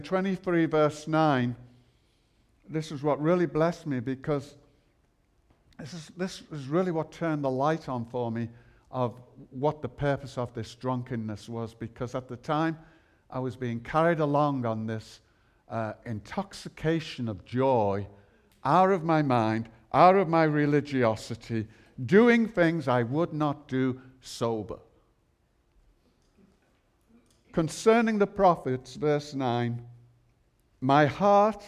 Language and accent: English; Liverpool, North West England, United Kingdom; I'm from Liverpool